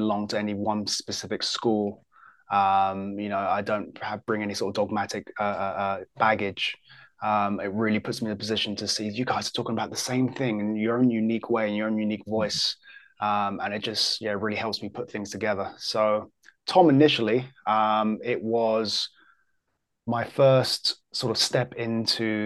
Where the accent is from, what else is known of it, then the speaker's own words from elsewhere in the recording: England, United Kingdom; I'm English as well.